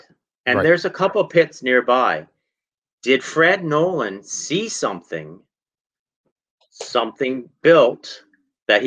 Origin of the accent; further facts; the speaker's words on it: Southern Ontario, Canada; I grew up in Southern Ontario, 20 minutes from the Serpent Mound Provincial Park